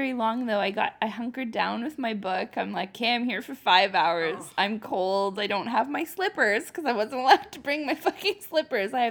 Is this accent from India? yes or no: no; Canada; I'm Canadian.